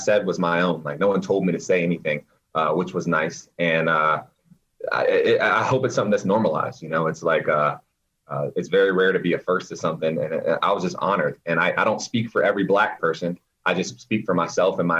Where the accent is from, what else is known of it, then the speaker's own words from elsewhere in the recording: Raleigh, North Carolina, United States; moved away as an adult; now in New York City, United States; Born and raised in Raleigh